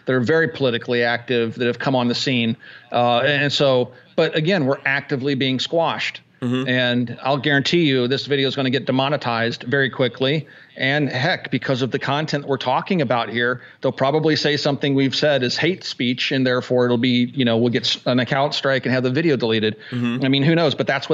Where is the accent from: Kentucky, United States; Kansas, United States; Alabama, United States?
Kansas, United States; moved away; I grew up in Kansas